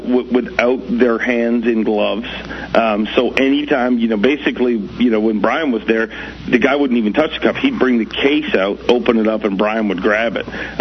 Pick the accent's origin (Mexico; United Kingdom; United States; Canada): Canada; as a Canadian kid